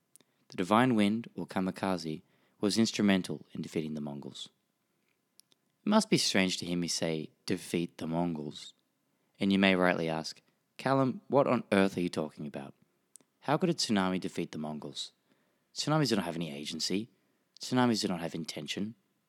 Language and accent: English; Australia; accent: Australian; also born or lived in Tokyo; and lived in Tokyo for 18 years, so this story has a special place in my heart. I'm Australian, if you can't tell from my strange nasally accent